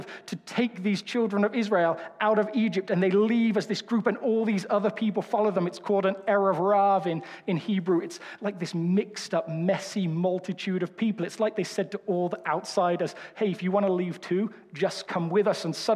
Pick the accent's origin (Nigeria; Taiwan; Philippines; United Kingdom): United Kingdom; England; now in United States; As an English person